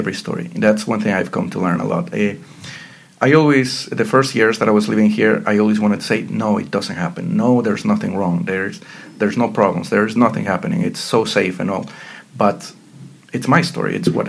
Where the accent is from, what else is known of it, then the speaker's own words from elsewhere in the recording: Ecuador; also born or lived in Pittsburgh, United States; now in Bratislava, Slovakia; I'm from Ecuador.